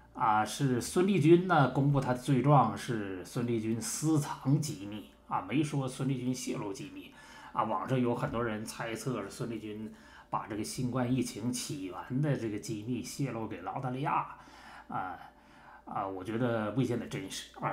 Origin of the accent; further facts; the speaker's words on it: Harbin, Heilongjiang, China; 我们老家那个双城区